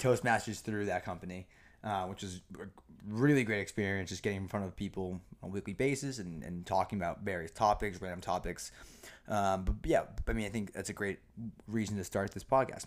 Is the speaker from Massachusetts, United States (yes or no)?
yes; Norton, Massachusetts, United States; also born or lived in Foxborough, Massachusetts; born and raised, um, in Massachusetts, grew up in a small town of Norton, and then I moved to the great town of Foxborough